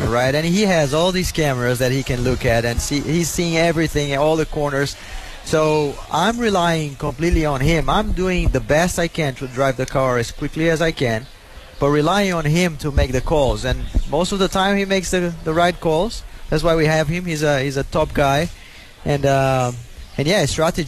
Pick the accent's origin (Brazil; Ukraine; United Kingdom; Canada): Brazil; English is a second language; moved away; We're from Brazil